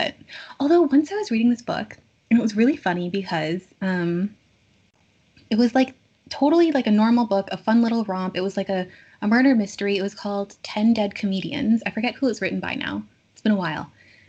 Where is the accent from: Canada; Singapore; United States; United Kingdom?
Canada; Kitchener, Ontario; I grew up in Kitchener